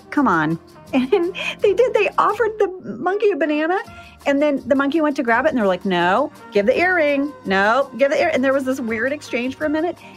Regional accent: Jakarta, Indonesia; So, I grew up overseas. I grew up in Jakarta, Indonesia. My dad was a drilling engineer, and we would go to Bali quite a bit.

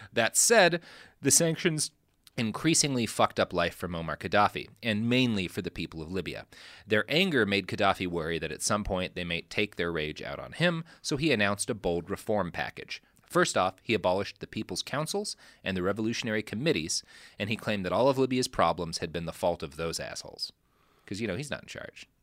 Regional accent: Texas, United States; I come from Texas

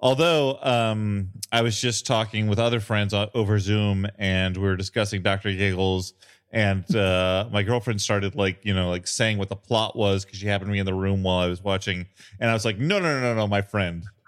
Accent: Illinois, United States; I grew up in a town in Illinois that was three thousand five hundred

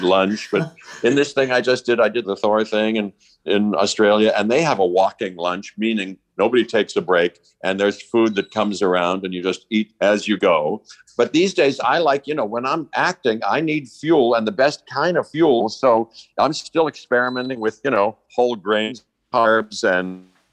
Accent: Pittsburgh, Pennsylvania, United States; I grew up in Pittsburgh

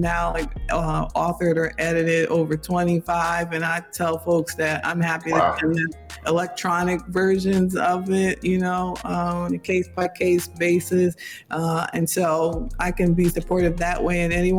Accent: New York, United States; now in Baton Rouge, United States; So I tell people I'm a New Yorker for life. I still have my 518 cell phone number. I refuse to give it up for the 225

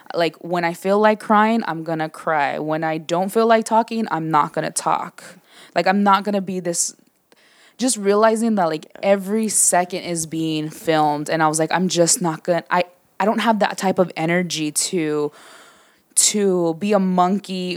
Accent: San Diego, California, United States; born and raised in Southeast San Diego

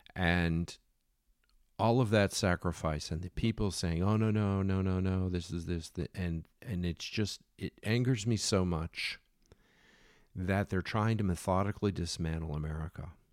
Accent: Philadelphia, Pennsylvania, United States; I grew up in Philadelphia, where Betsy Ross sowed the flag for George to go to war

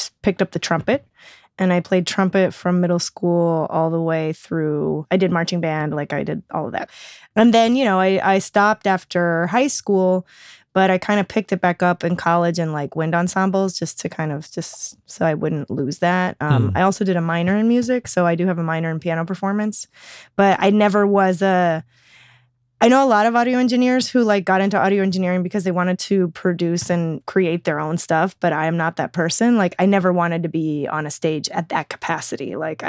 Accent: Oregon, United States; born there; also born or lived in Florida / Alabama; So I was born in Oregon. I lived there for 5 years. And then we just kind of bounced around a lot.

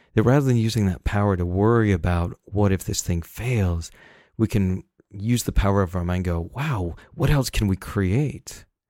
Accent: Salt Lake City, Utah, United States; I grew up in Salt Lake City

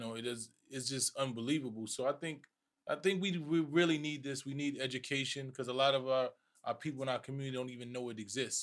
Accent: New York City, New York, United States; growing up in the Bronx

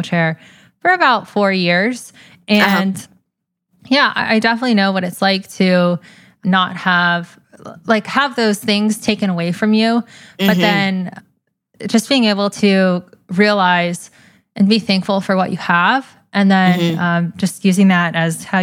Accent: Atlanta, Georgia, United States; I'm from Atlanta, Georgia, and huge family

